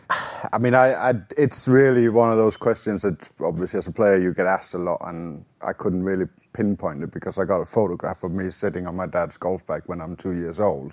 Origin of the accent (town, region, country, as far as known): Denmark; born or raised there